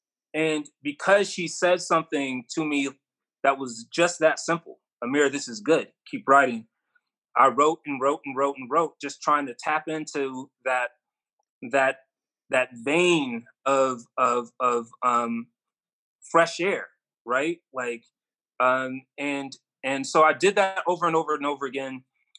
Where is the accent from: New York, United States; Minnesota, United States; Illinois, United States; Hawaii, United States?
New York, United States; Rochester; In Rochester, New York.